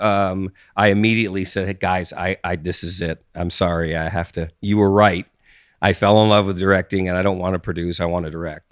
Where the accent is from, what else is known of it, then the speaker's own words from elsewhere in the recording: East Coast, United States; moved away as an adult; also born or lived in Austin, Texas; I grew up on the East Coast